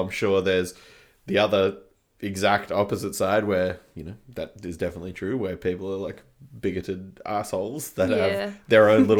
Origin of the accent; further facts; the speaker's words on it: Canberra, Australian Capital Territory, Australia; when I was growing up in Canberra, from the start, we would never really play shows just because of the size of the town.